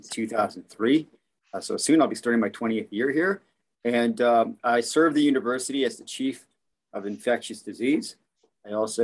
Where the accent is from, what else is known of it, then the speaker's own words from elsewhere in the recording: Córdoba, Argentina; also born or lived in New York State, United States; now in Richmond, United States; I was born in Argentina, but raised in Argentina and the United States in New York State